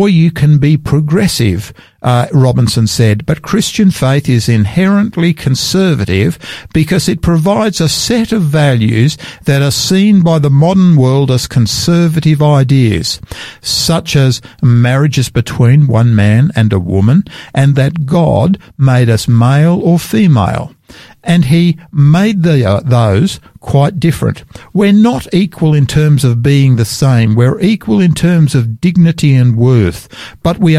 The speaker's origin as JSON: {"language": "English", "town": "Sydney", "region": "New South Wales", "country": "Australia", "tie": "born or raised there", "moved": "yes", "lives_now": "South Australia, Australia", "said": "I grew up there in Sydney"}